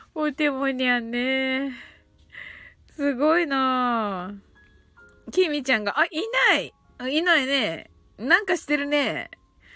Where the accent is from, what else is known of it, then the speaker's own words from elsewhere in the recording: Kumamoto, Japan; 熊本生まれ